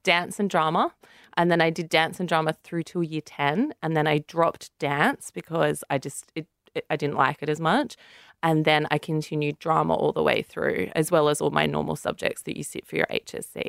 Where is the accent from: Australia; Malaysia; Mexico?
Australia; Central Coast, New South Wales; I'm from the Central Coast, so that's about two hours from Sydney